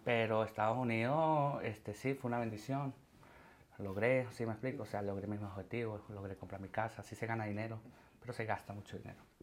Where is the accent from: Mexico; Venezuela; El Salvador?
Venezuela; moved away as an adult; now in Madrid, Spain; Yo me fui con 21 años, yo me fui en el 2016 de Venezuela